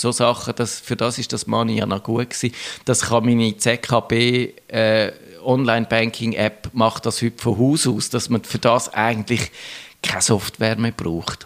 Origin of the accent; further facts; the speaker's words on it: Switzerland; bei uns in der Schweiz